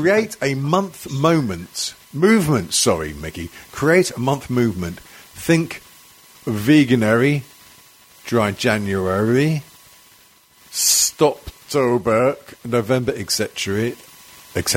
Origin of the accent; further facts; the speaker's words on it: Wales, United Kingdom; I'm Welsh